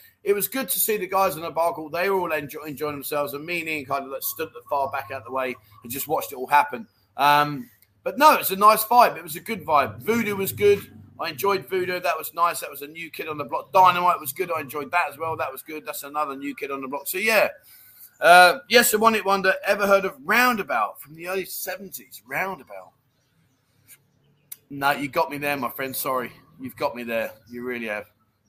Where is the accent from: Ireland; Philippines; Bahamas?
Ireland; Dublin, Leinster; Now, I'm 60. I grew up in Dublin and never heard of them.